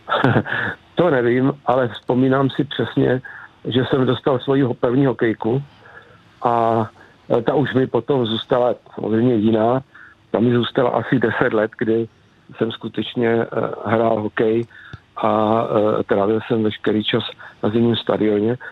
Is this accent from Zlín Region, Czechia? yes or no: yes; near Zlín, Zlín Region, Czechia; vyrůstal jsem tady kousek od Zlína na samotě